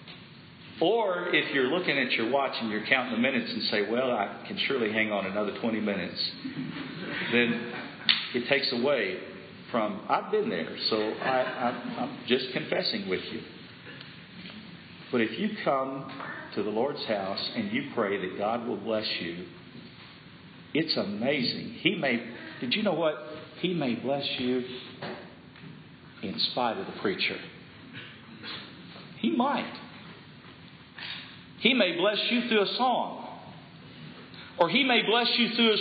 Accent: Lubbock, Texas, United States; I grew up in Lubbock, Texas

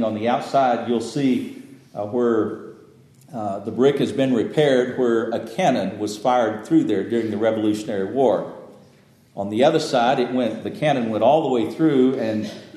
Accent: Lubbock, Texas, United States; moved away; Where I grew up in Lubbock, there's a First Baptist Church

